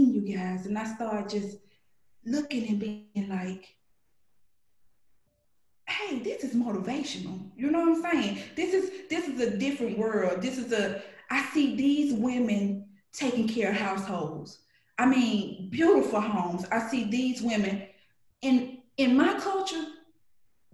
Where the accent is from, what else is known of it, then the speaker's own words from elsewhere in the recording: Birmingham, Alabama, United States; also born or lived in Alexander City, Alabama; I grew up in Birmingham, Alabama, but I'm a country girl. I was born in Alexander City.